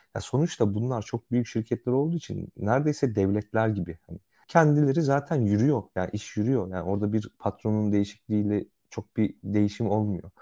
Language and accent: Turkish; Central Anatolia, Turkey; Ben sonuçta işte bir İç Anadolu şehrinde büyüdüm